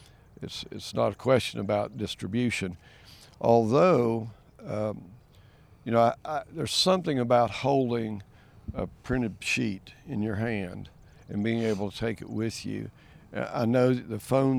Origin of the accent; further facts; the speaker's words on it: Maryville, Tennessee, United States; I was born and raised in East Tennessee, actually in Blount County, Maryville, in my district.